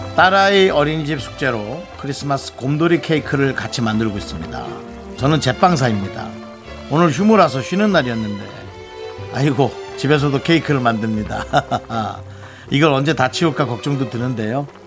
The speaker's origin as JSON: {"language": "Korean", "region": "Gangwon", "country": "South Korea", "accent": "Gangwon dialect", "said": "우린 강원도 사투리에서 늘 얘기하지만"}